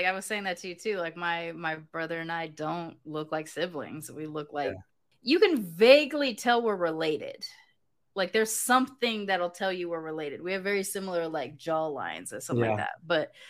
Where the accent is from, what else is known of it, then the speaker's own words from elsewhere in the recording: United Kingdom; Like, growing up in Britain, that's just, those are the vibes.